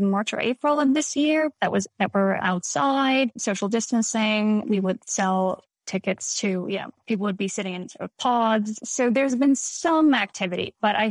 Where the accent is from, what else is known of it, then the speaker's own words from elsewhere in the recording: Reykjavik, Capital Region, Iceland; moved away as an adult; also born or lived in Boston, Massachusetts, United States / New Haven, Connecticut, United States; now in United States; I was born and raised in Reykjavik, Iceland. I moved to the U.S. for college